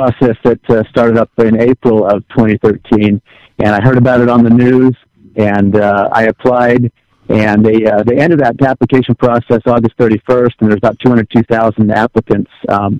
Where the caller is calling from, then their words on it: New Mexico, United States; I'm currently in New Mexico right now.